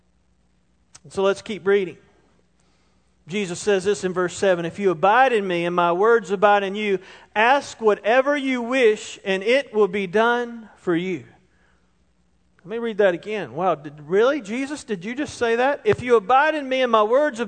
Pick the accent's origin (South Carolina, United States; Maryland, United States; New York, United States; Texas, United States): South Carolina, United States; Roebuck; I grew up in Roebuck